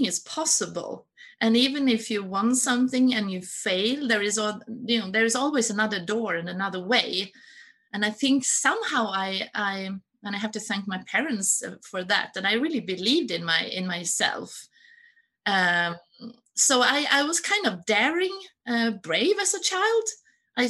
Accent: Stockholm, Stockholm County, Sweden; also born or lived in Gothenburg; I was born in a sort of one room apartment in Stockholm.

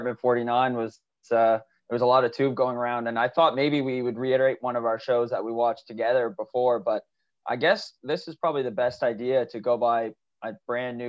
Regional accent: Rexton, New Brunswick, Canada; moved away as an adult; now in Saint John, Canada; I'm just from Rexon as well

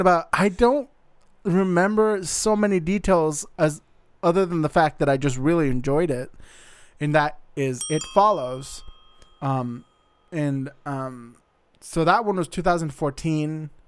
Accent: Arizona, United States; also born or lived in Montana; now in Seattle area, United States; I'm originally from Arizona

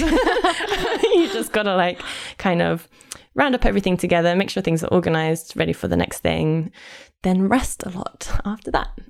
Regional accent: London, United Kingdom; accent: posh; I am hundred percent Londoner. I'm from North London, um, but I've lived in South London for more or less ten years

